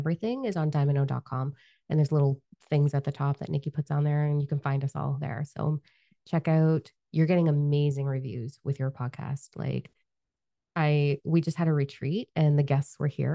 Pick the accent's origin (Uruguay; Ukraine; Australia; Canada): Canada; We're Canadian